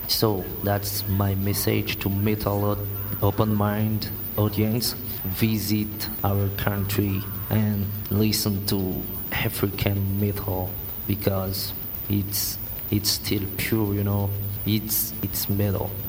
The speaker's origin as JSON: {"language": "English", "country": "Madagascar", "said": "We're from Madagascar"}